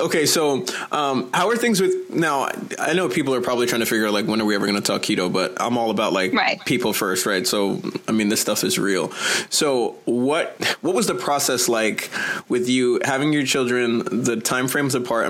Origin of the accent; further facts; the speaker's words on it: New York, United States; As a New Yorker